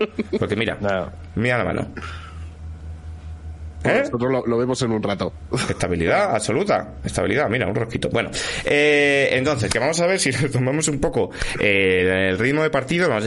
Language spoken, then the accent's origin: Spanish; Asturias, Spain; Pero mi doble asturiano es un poco redundante, soy yo.